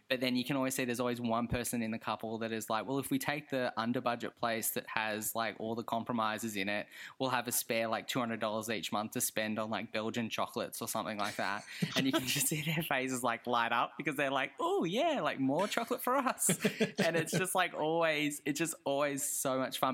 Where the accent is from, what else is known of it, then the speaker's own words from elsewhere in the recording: Australia; as an Australian